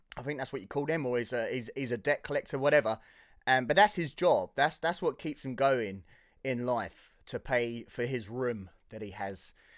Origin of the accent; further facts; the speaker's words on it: Hertfordshire, East of England, United Kingdom; Born and raised in Hertfordshire